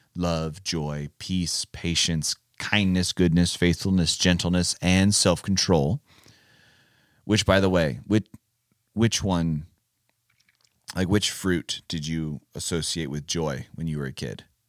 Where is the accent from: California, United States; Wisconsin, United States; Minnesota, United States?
California, United States; moved away; I'm from California